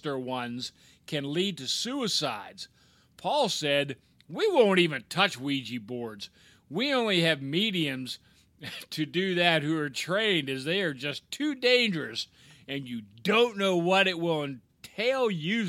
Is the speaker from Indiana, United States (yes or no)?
yes; Indiana, United States; I'm from Indiana and proud of it